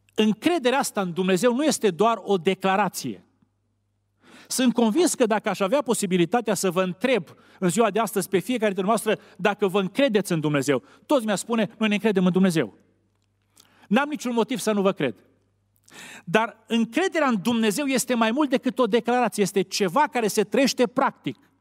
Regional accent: Romania; Noi românii

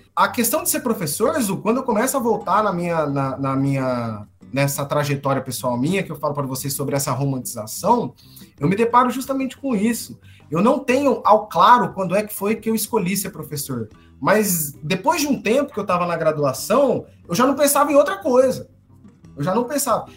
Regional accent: Paraná, Brazil; accent: paranaense; moved away as an adult; also born or lived in Maringá, Paraná; now in Turiaçu, Brazil; Eu não perdi o, o sotaque paranaense de jeito nenhum

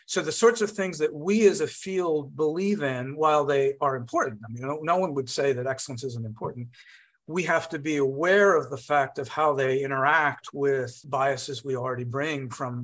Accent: United States; an American physicist of Indian origin

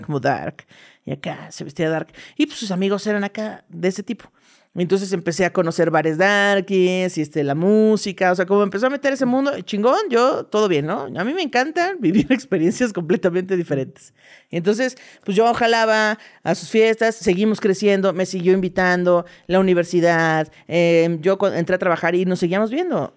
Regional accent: State of Mexico, Mexico; born or raised there; also born or lived in Veracruz

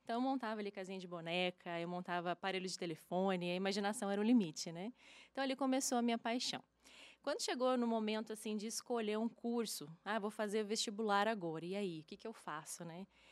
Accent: Curitiba, Paraná, Brazil; now in Uberlândia, Brazil; eu nasci lá em Curitiba, no Paraná.

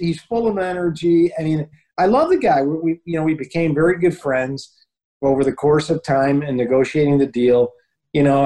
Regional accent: United States; I was born in the United States and I live here

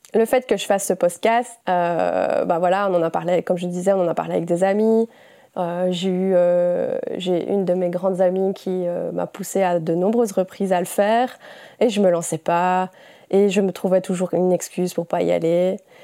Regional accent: Belgium; j'ai 28 ans, je suis belge

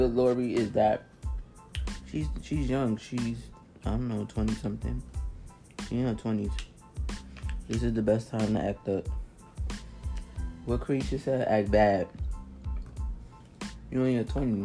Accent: New York City, New York, United States; I'm New York. I'm from Brooklyn.

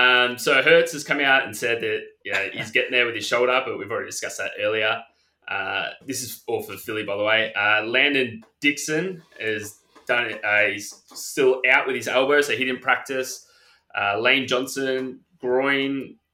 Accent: Australia; it's great for us anyway as Aussie fans

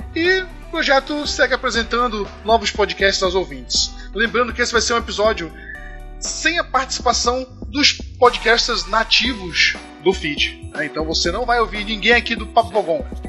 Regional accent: Manaus, Amazonas, Brazil; na minha cidade, que eu sou de Manaus

